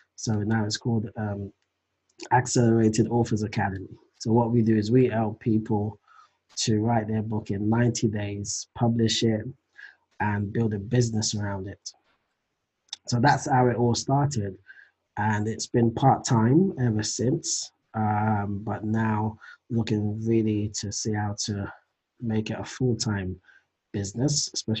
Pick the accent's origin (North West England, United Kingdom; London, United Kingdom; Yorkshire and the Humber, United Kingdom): London, United Kingdom; also born or lived in Nigeria; I was born in London, raised in Nigeria for just a few years, and came back to London and been in London ever since. So yeah, from the UK.